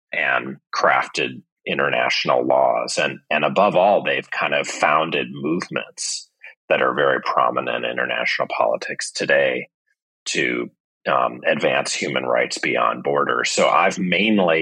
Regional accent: St. Louis, Missouri, United States; moved away; I'm from St. Louis, Missouri

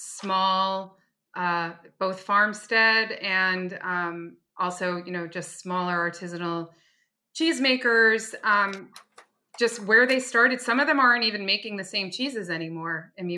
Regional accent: New York City, New York, United States; born there; And I was born in Greenwich Village and we lived on Bleecker Street.

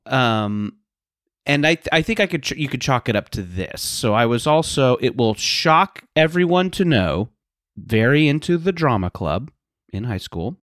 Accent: Southern California, United States; I grew up in Southern California

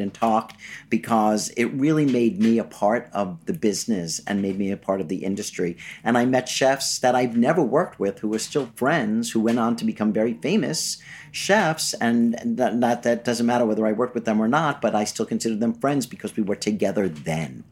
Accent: New York City, New York, United States; I was born in Flushing, Queens, to a lovely middle-class Jewish family

